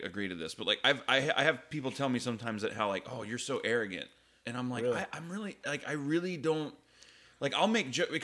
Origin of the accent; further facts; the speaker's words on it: the South, United States; moved away as an adult; also born or lived in Chicago; I was from the South